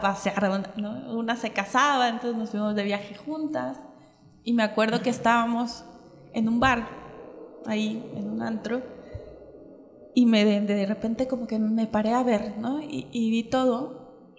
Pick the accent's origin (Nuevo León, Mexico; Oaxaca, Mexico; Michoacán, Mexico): Michoacán, Mexico; moved away as an adult; also born or lived in Mexico City; no me fui a Michoacán, de donde yo soy